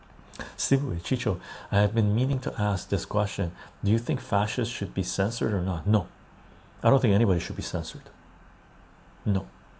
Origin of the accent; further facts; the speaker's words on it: Canada; also born or lived in Vancouver; now in Victoria, Canada; for me as a Canadian, Canada is the best place to be.